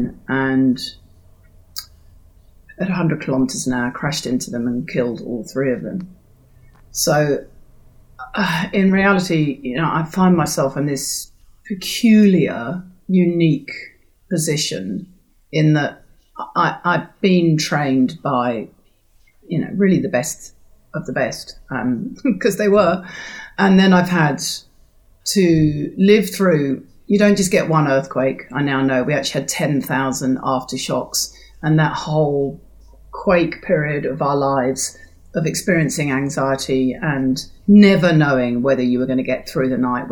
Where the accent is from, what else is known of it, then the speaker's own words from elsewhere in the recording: London, United Kingdom; moved away as an adult; also born or lived in South Island, New Zealand; now in New Zealand; I am a Londoner, born and bred, by then I was living in the South Island of New Zealand